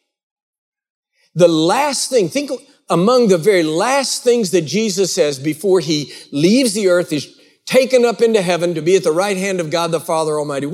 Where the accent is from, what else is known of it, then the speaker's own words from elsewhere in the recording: Texas, United States; now in Georgia, United States; I live here in Georgia, and I love it. I live in the United States, but I was actually not born in the United States. I was born in the Republic of Texas